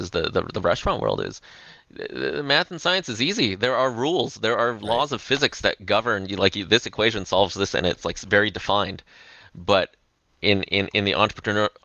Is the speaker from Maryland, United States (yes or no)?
no; Los Angeles, California, United States; moved away as an adult; also born or lived in Silicon Valley; moving back to my hometown of Los Angeles in 2014